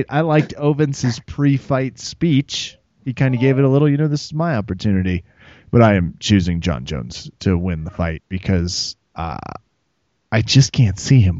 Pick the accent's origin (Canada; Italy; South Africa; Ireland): Canada; Yes, when we said we understood the rules, maybe we were just being Canadian.